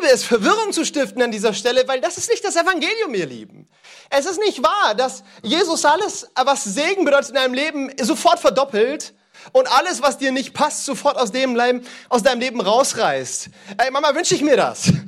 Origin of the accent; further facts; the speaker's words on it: East, Cameroon; born there; Ich liebe Kamerun, das ist das Land, in dem ich geboren bin.